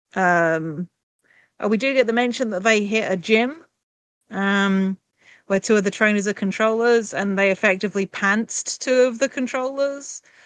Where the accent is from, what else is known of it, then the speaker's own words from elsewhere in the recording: England, United Kingdom; I'm English